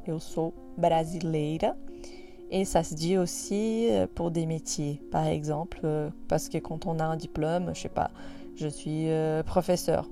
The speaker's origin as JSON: {"language": "French", "country": "Brazil", "moved": "yes", "said": "même si après je deviens française euh, parce que je demande la nationalité, bah, en soi, je reste brésilienne"}